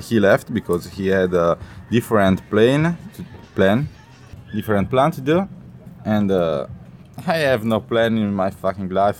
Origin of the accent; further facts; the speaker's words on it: Italy; English is a second language; I'm from Italy and uh, I'm 20 years old.